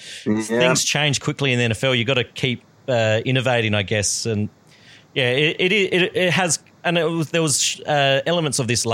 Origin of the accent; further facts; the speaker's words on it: South Australia, Australia; we're the land of free settlers. Our state